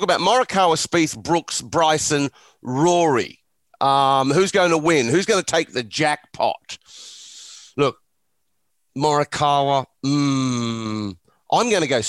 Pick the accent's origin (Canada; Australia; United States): Australia; Growing up in Australia